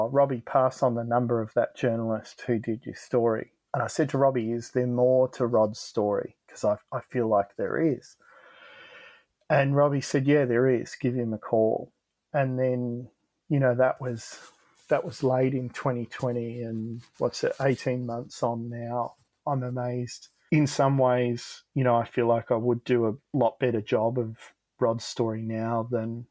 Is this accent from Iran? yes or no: no; Frankston, Victoria, Australia; we're from Frankston, so it can be pretty rough around here